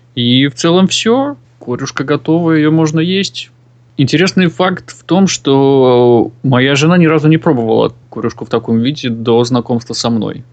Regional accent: Chukotka Autonomous Okrug, Russia; moved away; родом я с Чукотского автономного округа

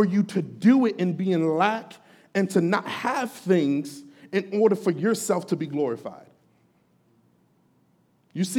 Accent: Jamaica; I'm Jamaican. That's kind of one of the things, one of the kind of ideas that was floating around in our culture, especially the Jamaican

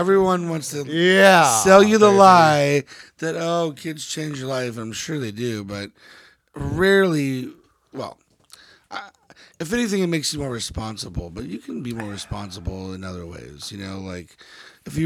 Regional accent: Dallas, Texas, United States; now in New York, United States; I'm from the Dallas area

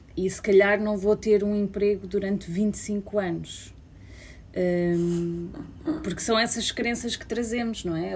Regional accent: Portugal; moved away; nos primeiros anos que imigrei e voltava hum. a Portugal

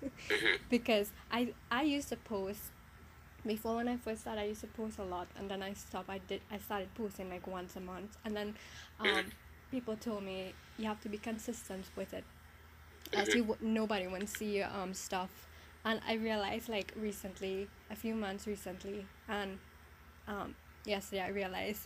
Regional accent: South Trinidad, Trinidad & Tobago; I'm from South

